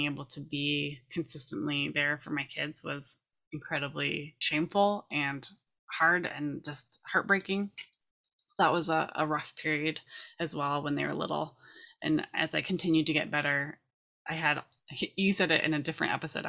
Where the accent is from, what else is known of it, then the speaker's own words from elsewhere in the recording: California, United States; I grew up in California